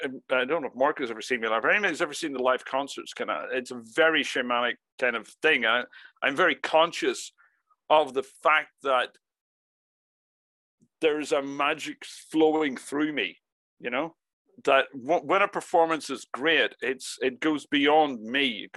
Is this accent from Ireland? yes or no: yes; Ireland; I was brought up, and I say I grew up in Ireland.